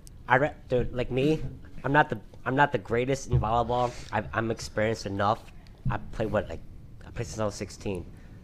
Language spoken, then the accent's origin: English; Warren, Michigan, United States; I'm from Warren, Michigan.